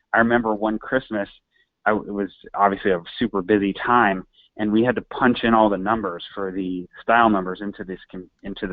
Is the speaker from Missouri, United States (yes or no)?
yes; St. Louis, Missouri, United States; moved away as an adult; now in New York, United States; I'm from St. Louis. I born and raised, went to college there as well